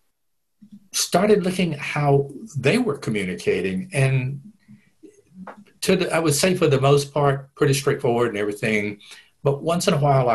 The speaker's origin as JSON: {"language": "English", "town": "Dublin", "region": "Georgia", "country": "United States", "tie": "born or raised there", "said": "grew up in rural Georgia"}